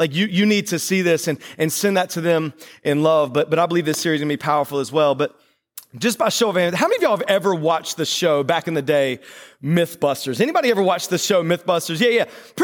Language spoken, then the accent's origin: English; North Carolina, United States; now in Delaware, United States; I was born in North Carolina.